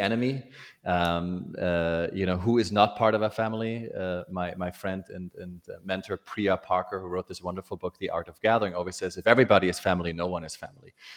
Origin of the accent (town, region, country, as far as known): Germany; born or raised there; moved away